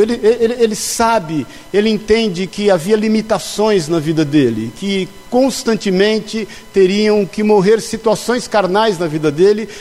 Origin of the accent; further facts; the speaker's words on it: São Paulo, Brazil; moved away; also born or lived in Pouso Alegre, Minas Gerais; como bom paulista